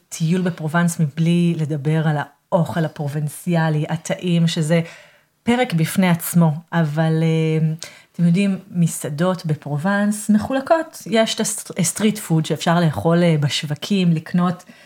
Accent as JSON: {"language": "Hebrew", "country": "Israel", "moved": "yes", "lives_now": "Aix-en-Provence, France", "said": "אני גרה כאן באקסן פרובנס ואני מישראל."}